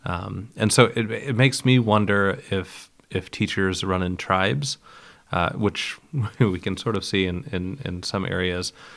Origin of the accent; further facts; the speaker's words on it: Geneva, Ohio, United States; moved away; I was born in Geneva, Ohio, which is right near Lake Erie, one of the Great Lakes